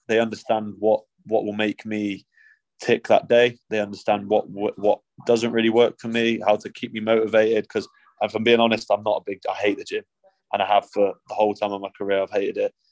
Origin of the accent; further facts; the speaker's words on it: England, United Kingdom; also born or lived in France / Scotland (family ancestry); I've lived in England since I was one years old